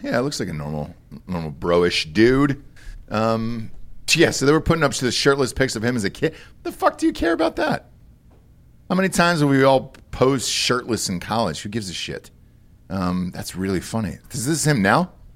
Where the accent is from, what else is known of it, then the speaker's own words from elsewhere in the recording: Georgia, United States; moved away; This is my home state